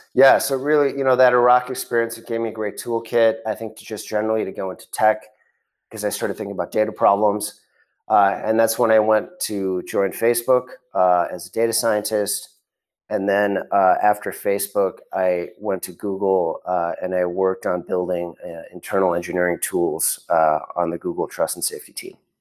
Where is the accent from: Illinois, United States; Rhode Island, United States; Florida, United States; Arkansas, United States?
Illinois, United States; Chicago suburbs; moved away; also born or lived in Connecticut; I grew up in the Chicago suburbs